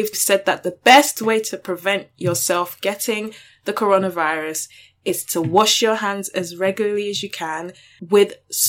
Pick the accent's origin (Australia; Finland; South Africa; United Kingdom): United Kingdom; bitch, I'm British.